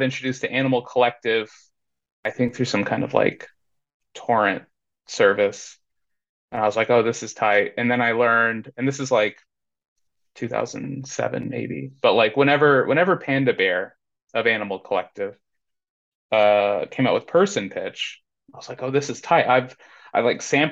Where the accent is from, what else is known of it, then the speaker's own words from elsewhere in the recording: Indianapolis, Indiana, United States; moved away as an adult; now in Austin, United States; right now I'm in Austin, Texas. I'm originally from Indianapolis, Indiana